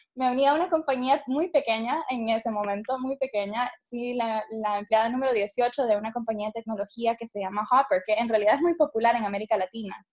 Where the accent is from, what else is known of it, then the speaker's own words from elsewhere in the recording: Honduras; nací y crecí en Honduras